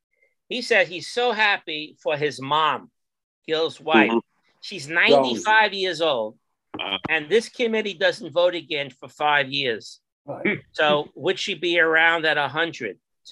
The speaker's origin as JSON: {"language": "English", "region": "New York", "country": "United States", "said": "as a New Yorker"}